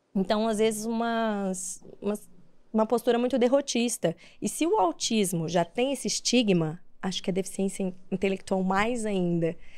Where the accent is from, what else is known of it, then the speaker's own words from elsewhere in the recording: São José do Rio Preto, São Paulo, Brazil; eu sou do interior de São Paulo, né? De São José do Rio Preto